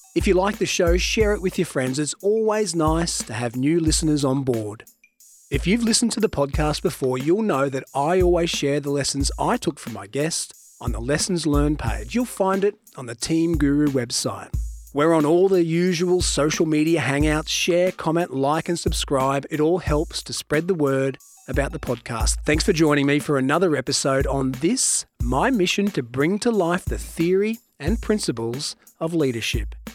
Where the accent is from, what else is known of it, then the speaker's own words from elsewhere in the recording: Queensland, Australia; I'm a Queenslander